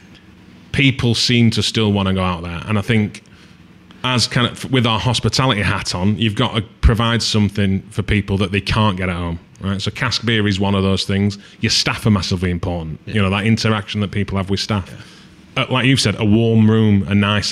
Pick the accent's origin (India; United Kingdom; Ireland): United Kingdom; we are British people